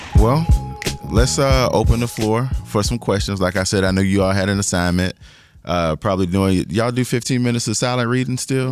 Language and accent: English; forty minutes from Orangeburg, South Carolina, United States; my hometown is like forty minutes down the street